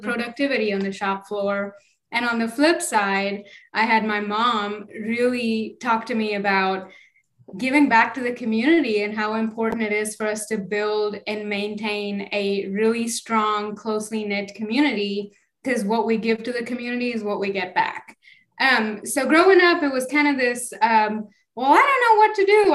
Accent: Bangalore, Karnataka, India; moved away; I grew up in India. It's a small town. It's Bangalore.

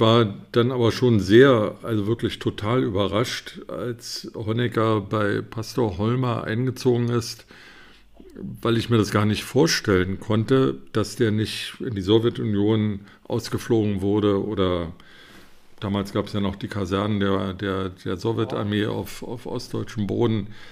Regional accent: Berlin, Germany; moved away; Ich bin Berliner, habe leider damals nicht in Berlin gelebt

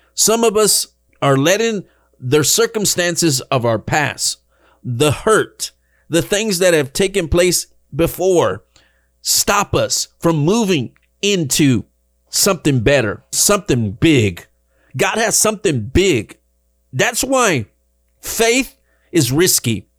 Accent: Dallas, Texas, United States; moved away as an adult; now in Rio Grande Valley, United States; I left the big city behind, Dallas, Texas, where I was born and raised. That was my hometown

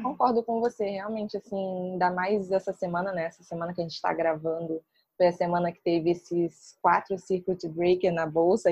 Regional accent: Niterói, Rio de Janeiro, Brazil; eu sou de Niterói

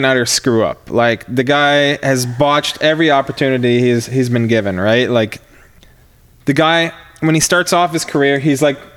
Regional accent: Canada; we're Canadian

